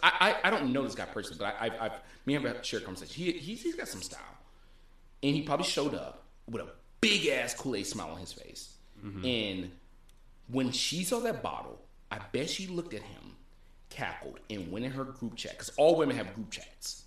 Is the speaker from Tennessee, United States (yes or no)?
yes; Tennessee, United States; I was born in Tennessee.